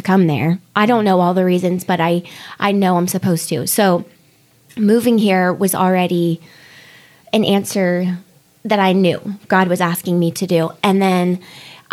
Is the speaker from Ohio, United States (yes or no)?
yes; Ohio, United States; moved away as an adult; now in Utah, United States; I'm from Ohio and just moved to Utah from Ohio, November of 2019